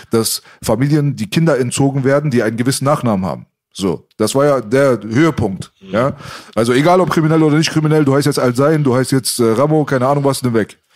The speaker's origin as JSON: {"language": "German", "country": "Iran", "moved": "yes", "lives_now": "Germany", "said": "Also wenn ich jetzt gesagt habe, ich bin Iraner, haben sie gesagt, aber bist du nicht hier geboren? Habe ich gesagt, nein, ich bin hier nicht geboren."}